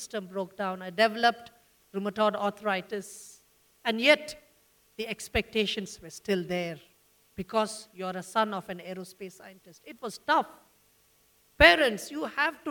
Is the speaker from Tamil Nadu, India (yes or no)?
no; Bangalore, Karnataka, India; I'm from Bangalore, born and brought up in Bangalore.